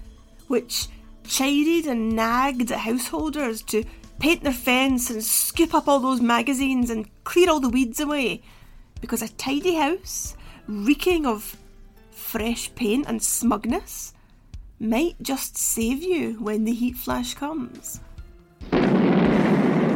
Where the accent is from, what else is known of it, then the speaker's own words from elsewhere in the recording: Glasgow, Scotland, United Kingdom; Glasgow, my hometown, in the 1980s